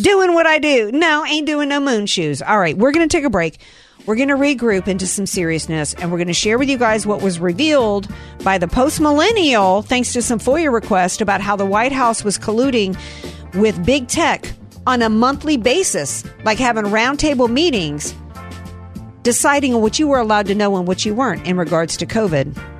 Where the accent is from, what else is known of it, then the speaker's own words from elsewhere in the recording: the South, United States; I grew up in the South and we were too poor to own these lawn darts.